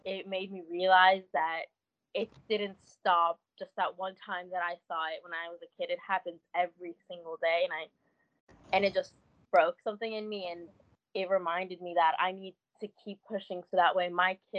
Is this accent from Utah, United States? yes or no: no; Detroit, Michigan, United States; moved away; I grew up in Detroit